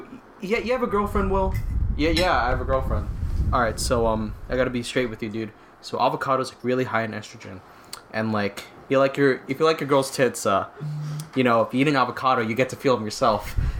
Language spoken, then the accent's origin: English; Philippines; I'm from the Philippines.